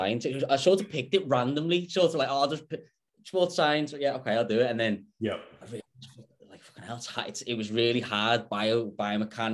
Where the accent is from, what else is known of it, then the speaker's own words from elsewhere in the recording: Liverpool, North West England, United Kingdom; moved away as an adult; now in Perth, Australia; I'm back in my hometown in Liverpool at the moment